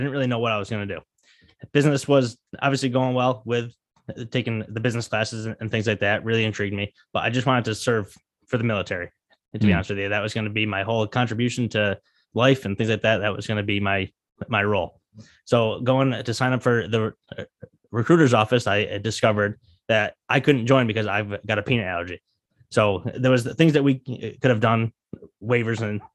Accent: Pittsfield, Massachusetts, United States; I was born and raised in Pittsfield, Mass.

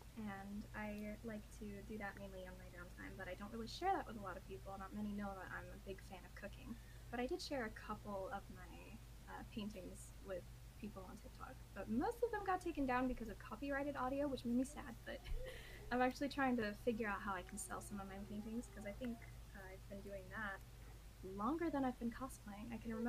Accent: Las Vegas, Nevada, United States; also born or lived in Arizona / Idaho; I was born in Arizona, lived in Las Vegas most of my life, moved to Idaho for a year, and now I'm here.

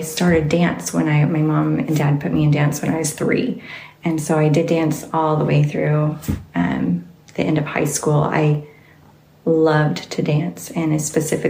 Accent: Salt Lake City, Utah, United States; also born or lived in Sandy, Utah / Bountiful, Utah; I was born in Salt Lake and lived basically in the Salt Lake area, Sandy, Cinderville, and Bountiful. That's where I grew up.

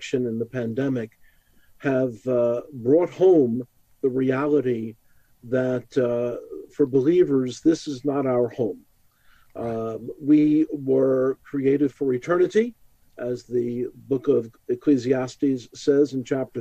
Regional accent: New York City, New York, United States; I was born in the Holy Land. That's Brooklyn, New York

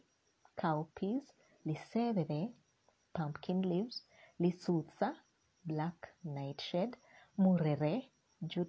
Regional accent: Sikuti, Kenya; Growing up in Sikuti, the most memorable times of my childhood were in Sikuti Girls High School

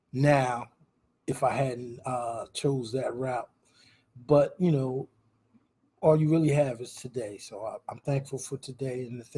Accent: Trenton, New Jersey, United States; I lived off of Stuyvesant Avenue on a street called Oak Lane, right by Cowater Park.

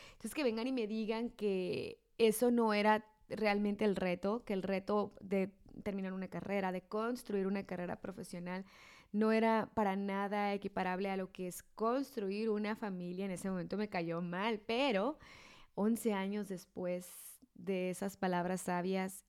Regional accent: Mexico; mi esposo y yo somos mexicanos los dos, entonces somos de la misma cultura, somos del mismo estado, somos de la misma ciudad

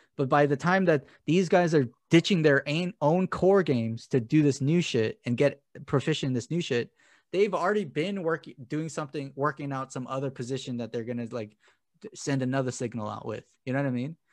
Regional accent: United States; I'm an American

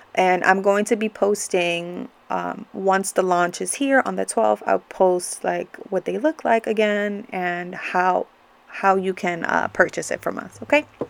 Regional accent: New York, United States; growing up in New York and having Latino parents

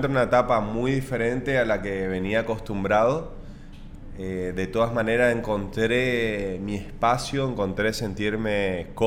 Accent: Argentina; lo que quiere lograr como atleta, como representante argentino.

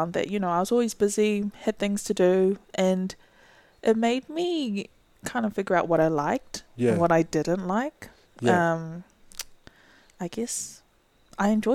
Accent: Auckland, New Zealand; I was born and raised in Westmere. So that's Auckland

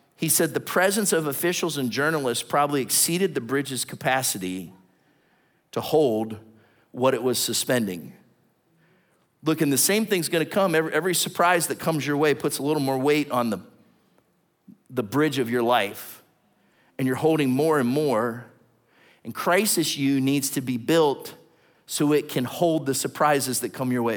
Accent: Southington, Ohio, United States; moved away; I just went back and visited my hometown. Tiny little town. No, no stoplights. This kind of little market that's there in the center in Little Southington that's outside of Warren

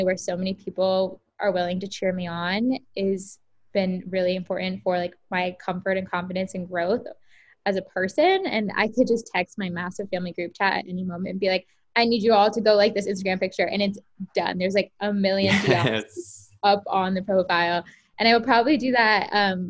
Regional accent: Tampa, Florida, United States; I grew up in Tampa, Florida

